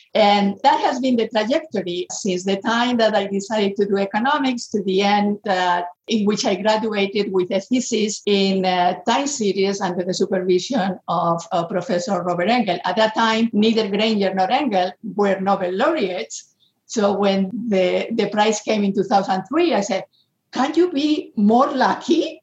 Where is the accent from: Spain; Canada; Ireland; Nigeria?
Spain; moved away; I'm coming from Spain